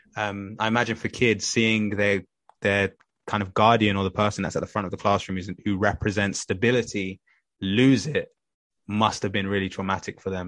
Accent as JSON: {"language": "English", "region": "London", "country": "United Kingdom", "tie": "born or raised there", "said": "I grew up in Tottenham. I first started off in Tottenham"}